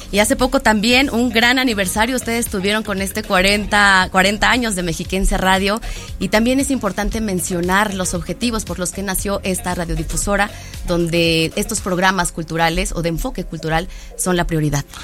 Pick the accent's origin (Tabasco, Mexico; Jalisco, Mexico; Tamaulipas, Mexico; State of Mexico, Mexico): State of Mexico, Mexico; somos doblemente mexicanos, ¿no? Por patria y provincia.